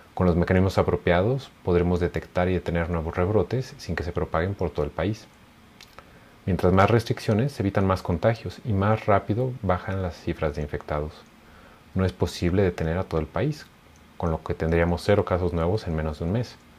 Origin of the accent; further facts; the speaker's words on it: Mexico; nuestro país